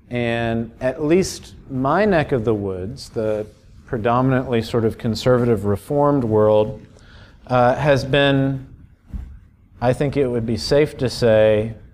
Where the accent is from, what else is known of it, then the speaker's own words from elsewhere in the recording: Miami, Florida, United States; I grew up in Miami. 3% of folks in the metro area go to church